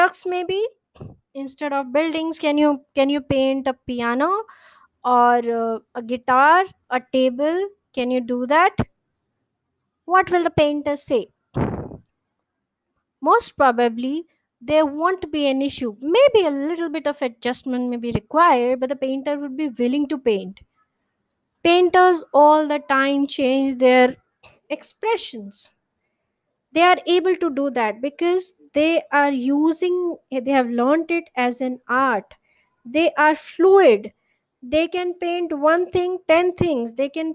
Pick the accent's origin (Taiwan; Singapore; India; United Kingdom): India; I'm an Indian writer